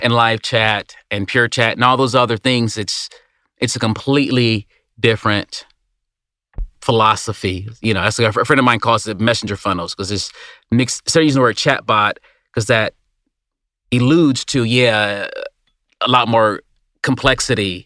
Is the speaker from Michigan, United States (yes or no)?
yes; Detroit, Michigan, United States; I grew up in Detroit. I grew up in a Motor City